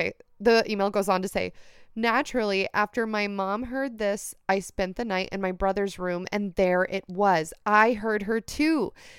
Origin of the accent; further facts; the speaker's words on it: Mexico City, Mexico; I'm from Mexico City, and over here in my country and in some other Latin American countries